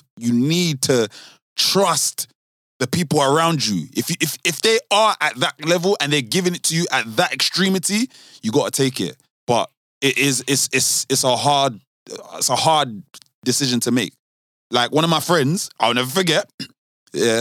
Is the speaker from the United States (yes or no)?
no; London, United Kingdom; I'm from South.